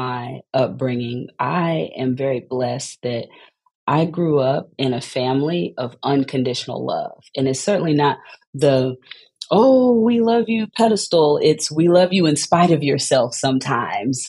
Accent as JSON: {"language": "English", "region": "Texas", "country": "United States", "also_born_or_lived": "Atlanta, Georgia", "moved": "as an adult", "lives_now": "St. Louis, United States", "said": "as a Texan"}